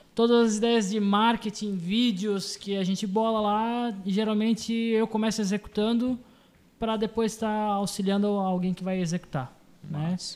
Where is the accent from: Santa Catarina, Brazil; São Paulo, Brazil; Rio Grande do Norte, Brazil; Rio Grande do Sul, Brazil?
Santa Catarina, Brazil; Blumenau; eu sou aqui de Blumenau, para mim aqui é é tudo, eu não, não vou sair da cidade